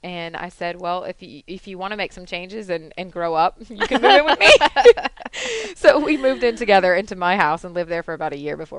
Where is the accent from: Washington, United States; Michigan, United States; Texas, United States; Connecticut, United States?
Michigan, United States; Detroit; moved away; No, I grew up in just outside of Detroit, Michigan.